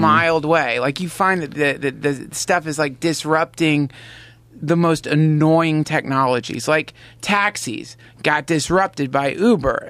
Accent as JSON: {"language": "English", "region": "North Carolina", "country": "United States", "tie": "born or raised there", "said": "I grew up in North Carolina."}